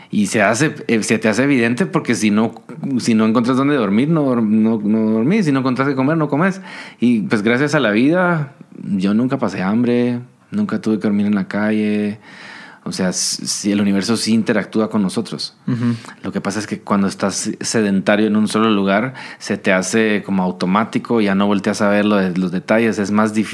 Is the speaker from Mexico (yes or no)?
no; Guatemala; Yo salí de Guate porque a mí no me creían que yo era de Guate.